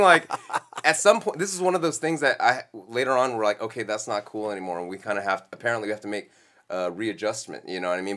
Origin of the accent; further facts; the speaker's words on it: Los Angeles, California, United States; I was born here in Los Angeles